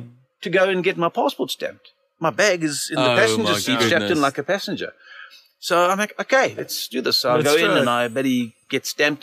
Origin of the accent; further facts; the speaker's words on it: Bulawayo, Zimbabwe; I grew up in Bulawayo and it's a very good track.